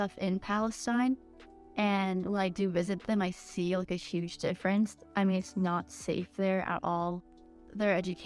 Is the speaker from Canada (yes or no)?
yes; Canada; I was born in Canada